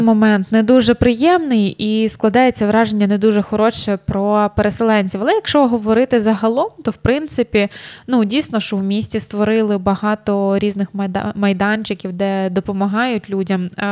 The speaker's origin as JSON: {"language": "Ukrainian", "town": "Sloviansk", "region": "Donetsk Oblast", "country": "Ukraine", "moved": "yes", "lives_now": "Chernivtsi, Ukraine", "said": "ти зі Слов'янська"}